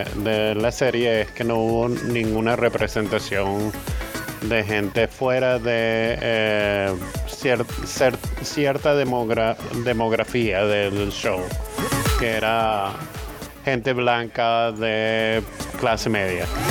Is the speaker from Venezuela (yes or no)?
yes; Venezuela; now in Los Angeles, United States; yo, yo, iba al colegio en las mañanas, que allá en Venezuela era